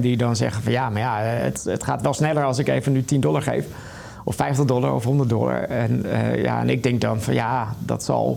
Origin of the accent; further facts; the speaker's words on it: Netherlands; dan zeg ik Nederland